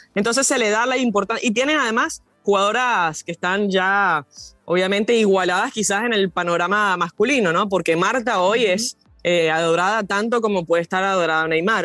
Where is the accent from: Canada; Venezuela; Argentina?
Venezuela; yo como venezolana